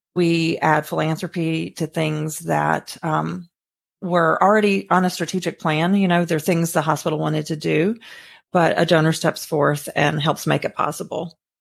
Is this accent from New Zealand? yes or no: no; Mississippi, United States; moved away as an adult; now in Sarasota, United States; I'm originally from Mississippi, a very small town, about three thousand people.